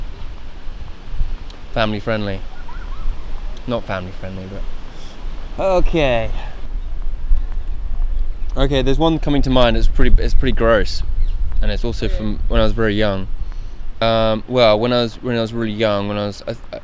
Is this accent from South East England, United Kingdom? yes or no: yes; Guildford, South East England, United Kingdom; I'm from below London, a place called Guildford. That's where I grew up